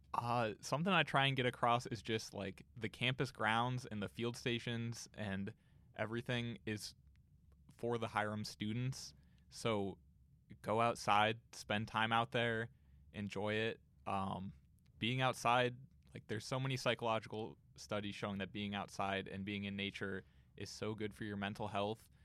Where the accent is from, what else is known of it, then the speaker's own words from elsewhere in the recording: Canton, Ohio, United States; I grew up in Canton, so it was just an hour away.